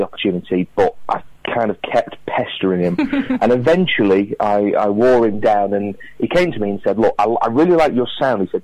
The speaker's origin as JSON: {"language": "English", "town": "Crewe", "region": "North West England", "country": "United Kingdom", "tie": "born or raised there", "said": "I'm playing my hometown theatre of the Crewe Lyceum"}